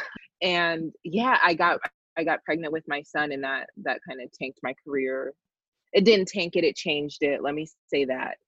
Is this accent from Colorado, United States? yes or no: yes; Colorado, United States; I'm from Colorado